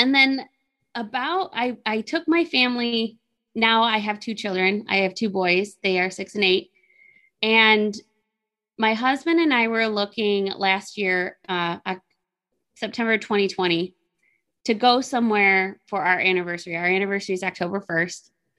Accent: Newfane, New York, United States; also born or lived in Oswego; I'm from Newfane. I went to school in Newfane, graduated Newfane. So that's like the North towns.

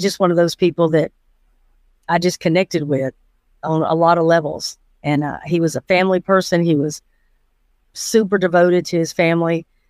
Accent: Atlanta, Georgia, United States; I was born in Atlanta, Georgia. Uh, grew up in Fulton County my entire life

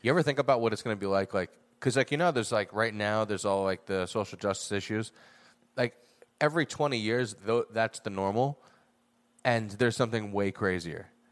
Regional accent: United States; I'm an American

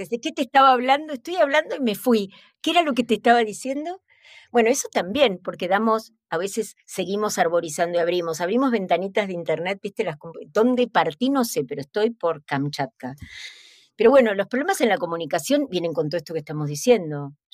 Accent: Argentina; Hola, ¿qué tal? Yo soy de Argentina.

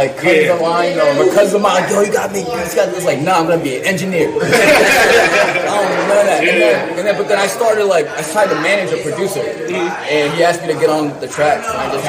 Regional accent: Middletown, New York, United States; born or raised there

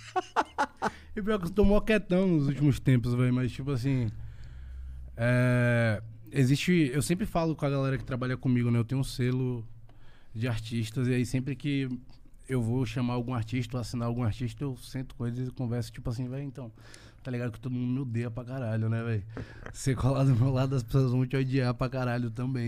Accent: Northeast Region, Brazil; é de onde eu venho

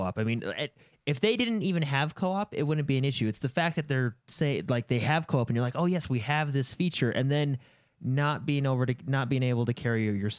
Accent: United States; I'm an American, and I live in America. And I feel like I'm very patriotic.

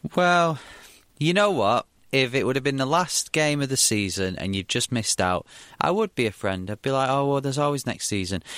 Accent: Bury, North West England, United Kingdom; in my hometown, Bury

